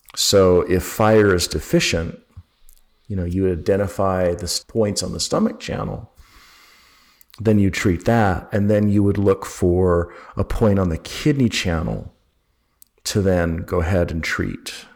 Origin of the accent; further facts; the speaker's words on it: Utah, United States; also born or lived in Berkeley, California; now in Georgia, United States; I grew up in Utah